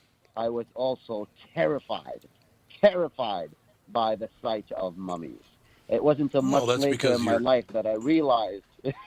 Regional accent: Cairo, Cairo Governorate, Egypt; I grew up in Cairo, Egypt. I grew up right in the heart of the hall, where all the mummies are, and the Great Pyramids is.

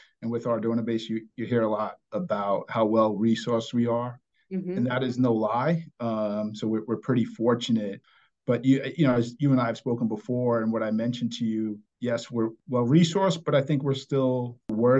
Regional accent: New York City, New York, United States; I grew up in New York City.

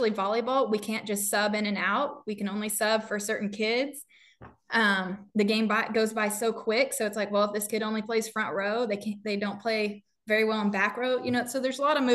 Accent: New Mexico, United States; now in Texas, United States; I'm from New Mexico.

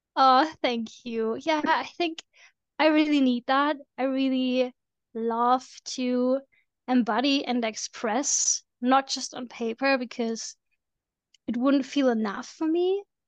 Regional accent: Germany; I'm from Germany

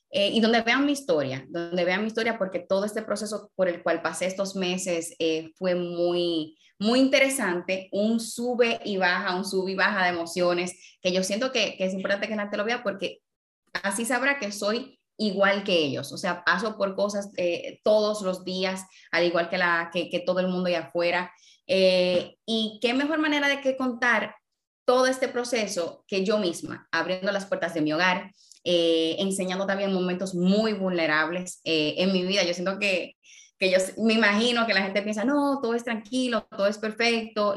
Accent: Dominican Republic; moved away as an adult; also born or lived in New York, United States; Yo me fui de República Dominicana a una ciudad como New York

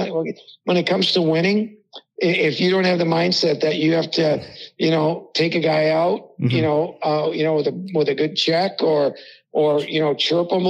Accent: Hibbing, Minnesota, United States; Scott Sandlin, who I grew up with in Hibbing.

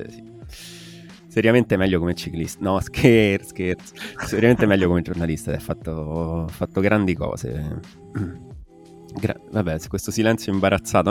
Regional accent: Southern Italy, Italy; noi qui giù, noi terroni al sud

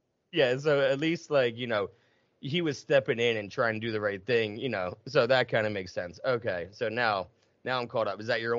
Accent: Southern United States, United States; Yeah, I'm from the South.

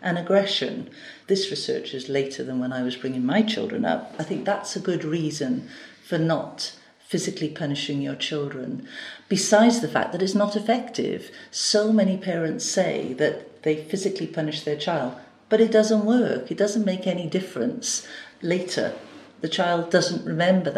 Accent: Gwent Levels, Wales, United Kingdom; moved away as an adult; also born or lived in Newport, Wales; I was brought up on the Gwent levels.

